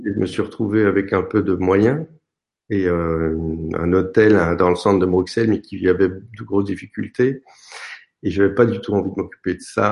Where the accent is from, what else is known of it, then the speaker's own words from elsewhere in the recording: France; je suis français